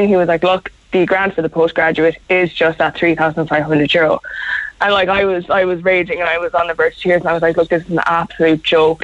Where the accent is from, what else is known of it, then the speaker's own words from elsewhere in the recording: South Kerry, Munster, Ireland; moved away as an adult; also born or lived in Cork; I'm from Carceline down in South Kerry